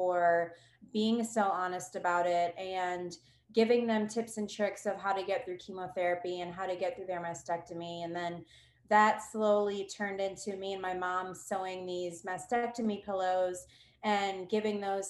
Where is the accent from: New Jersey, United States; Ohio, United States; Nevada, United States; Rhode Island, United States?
Ohio, United States; now in New Braunfels, United States; I'm from Ohio originally. I do live in New Braunfels, Texas now.